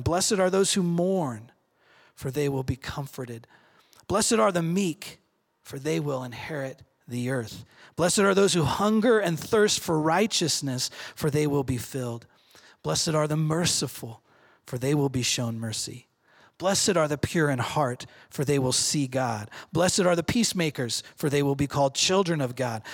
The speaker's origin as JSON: {"language": "English", "town": "Redmond", "region": "Oregon", "country": "United States", "tie": "born or raised there", "said": "I grew up in Redmond"}